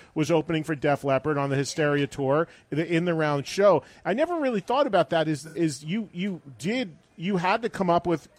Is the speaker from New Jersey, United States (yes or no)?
yes; New Jersey, United States; I'm from New Jersey